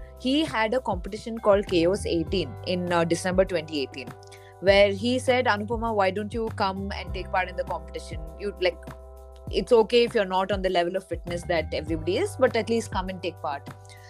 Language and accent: English; Bangalore, Karnataka, India; I am from Bangalore, but growing up, I moved across India. So I grew up in a lot of villages. I grew up in a lot of smaller towns